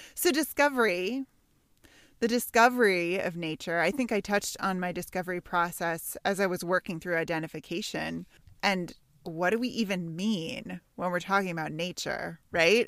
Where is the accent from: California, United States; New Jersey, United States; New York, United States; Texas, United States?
California, United States; Santa Monica; I grew up in Santa Monica, five blocks from the beach.